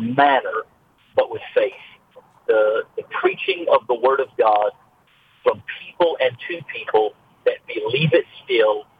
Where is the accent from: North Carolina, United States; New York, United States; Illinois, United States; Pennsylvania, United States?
North Carolina, United States; Greensboro; I'm from Greensboro